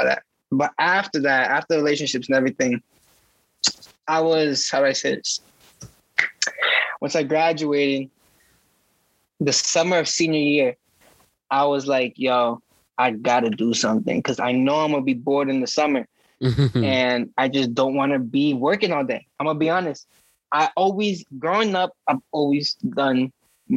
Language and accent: English; Stamford, Connecticut, United States; I was born and raised in Stanford